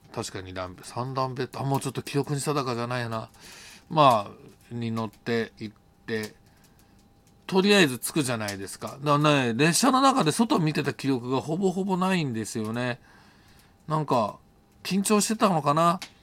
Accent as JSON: {"language": "Japanese", "country": "Japan", "said": "「日本人だ」って言ったら"}